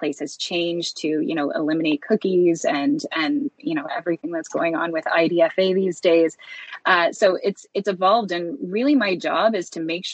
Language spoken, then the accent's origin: English; Wallaceburg, Ontario, Canada; moved away as an adult; also born or lived in Tokyo, Japan; now in Toronto, Canada; I am from a really small town down kind of between London and Windsor called Wallaceburg, Ontario.